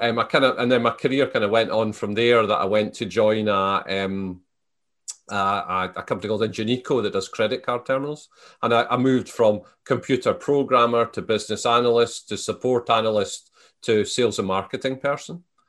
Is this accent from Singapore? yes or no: no; Selkirk, Scotland, United Kingdom; moved away as an adult; I was born in the Scottish Borders. So, the, the town I was born in, Selkirk, my family have been there for four hundred years.